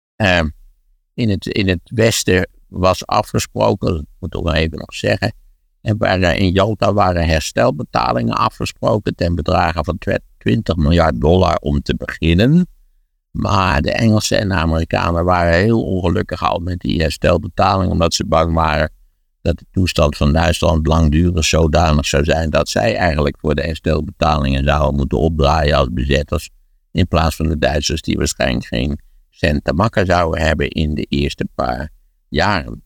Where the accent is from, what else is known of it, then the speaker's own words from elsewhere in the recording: Wageningen, Gelderland, Netherlands; in Wageningen, waar ik ben opgegroeid